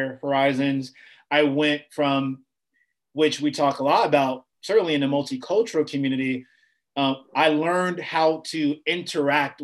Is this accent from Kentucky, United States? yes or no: no; Chicago, Illinois, United States; I was a young guy growing up on the South Side of Chicago